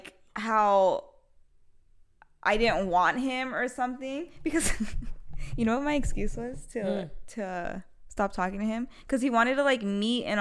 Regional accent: California, United States; I'm from California, born and raised

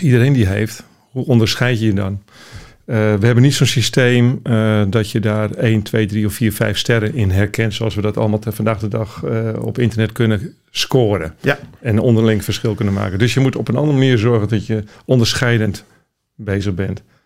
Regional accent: Randstad, Netherlands; Ik kom zelf uit de Randstad

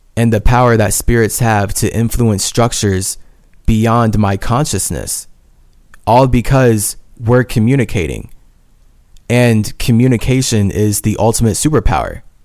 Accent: United States; As a Native American

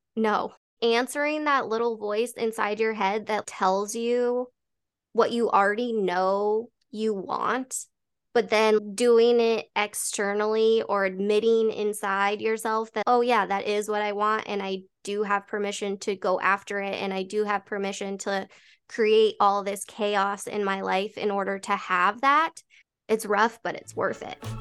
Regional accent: Colorado, United States; Born and raised in Colorado

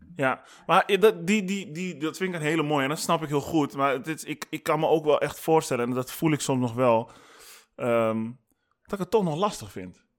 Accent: Amsterdam, North Holland, Netherlands; kom ik uit Amsterdam

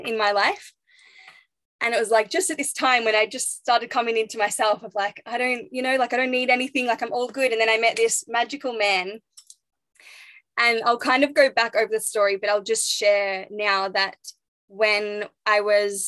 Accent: Phillip Island, Victoria, Australia; moved away as an adult; also born or lived in Sunshine Coast; I grew up in Phillip Island

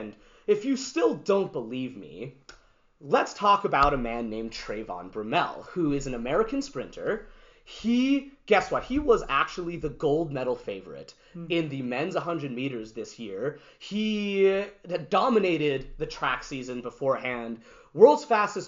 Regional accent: Canada; also born or lived in New York, United States; to have grown up in this country, to also have been born in the States

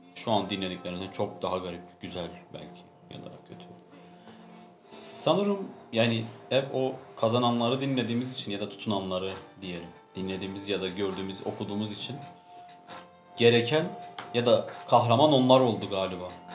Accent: Turkey; biz bir Türk olarak

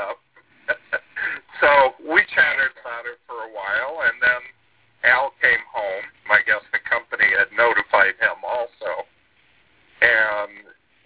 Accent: South Florida, United States; I witnessed all of the launches growing up in South Florida

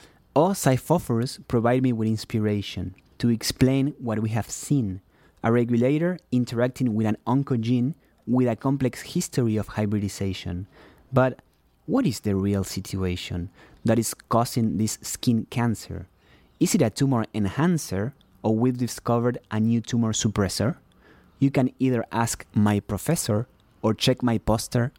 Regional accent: Uruguay; English is a second language; moved away; I am from Uruguay

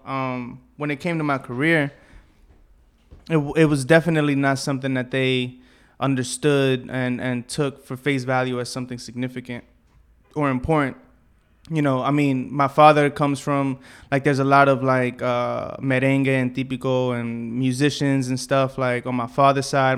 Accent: New York City, New York, United States; I grew up around here, you know what I'm saying? Like Bushwick, Southside, and then Bed Stuy

